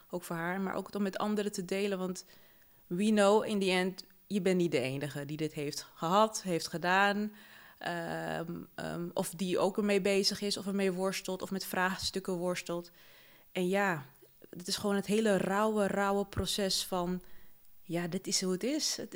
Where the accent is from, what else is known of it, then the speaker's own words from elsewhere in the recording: Paramaribo, Paramaribo District, Suriname; born there; Ik ben in 1987 geboren in Paramaribo, Suriname.